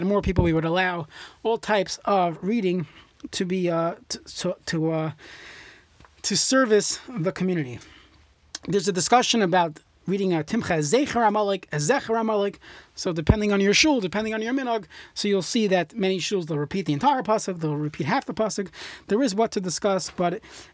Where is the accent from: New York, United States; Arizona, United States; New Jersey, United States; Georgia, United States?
New York, United States; growing up in New York